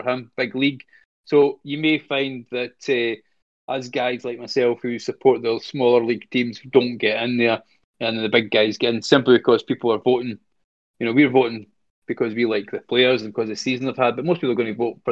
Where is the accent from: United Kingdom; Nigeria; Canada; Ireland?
United Kingdom; Scotland; As a Scotsman